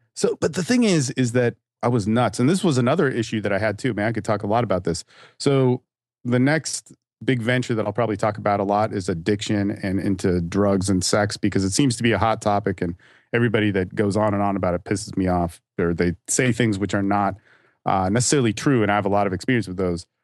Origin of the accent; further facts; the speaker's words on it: California, United States; moved away as an adult; also born or lived in Hawaii / Dallas–Fort Worth, Texas; now in Austin, United States; I'm from California and my family's from Hawaii, and I actually grew up in California and Hawaii as well